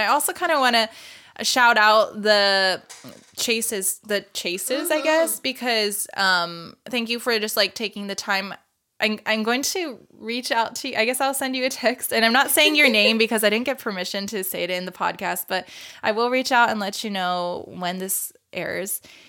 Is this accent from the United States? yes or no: no; Japan; I grew up multicultural, just not only being like growing up in Japan, but like I have a white dad, but also we grew up with like Brazilians, Filipinos